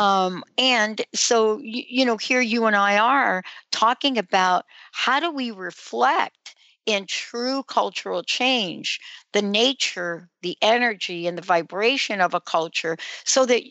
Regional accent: United States; also born or lived in New Jersey; now in Washington, United States; where I grew up in New York and New Jersey

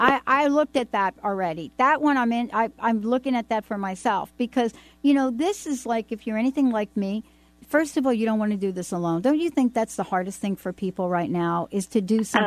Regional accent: New York City, New York, United States; growing up in New York.

